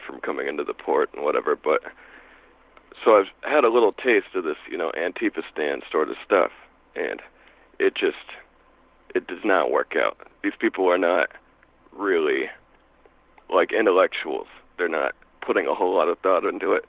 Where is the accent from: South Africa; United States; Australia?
United States; Olympia, Washington; I'm from Olympia